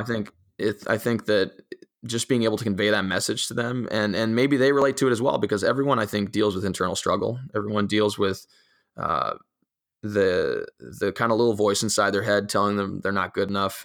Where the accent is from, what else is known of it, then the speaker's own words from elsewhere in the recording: Italy; now in United States; growing up in, in a, uh, uh, in particular in, in the European environment and in particular in, in an Italian